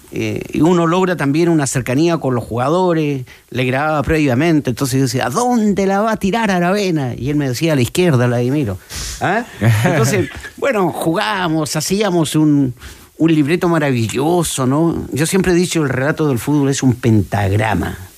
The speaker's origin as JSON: {"language": "Spanish", "town": "Punta Arenas", "region": "Magallanes and Chilean Antarctica", "country": "Chile", "tie": "born or raised there", "moved": "yes", "said": "yo tuve esa posibilidad a los 10 años en Punta Arenas."}